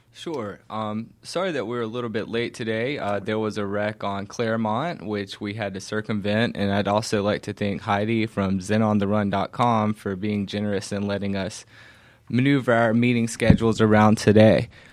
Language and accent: English; Covington, Georgia, United States; my hometown of Covington, Georgia